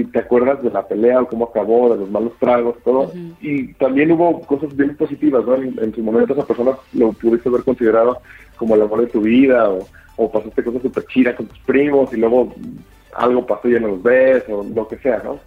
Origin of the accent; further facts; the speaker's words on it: Guadalajara, Jalisco, Mexico; now in Mexico City, Mexico; yo soy de Guadalajara, este, crecido en los 80 y los 90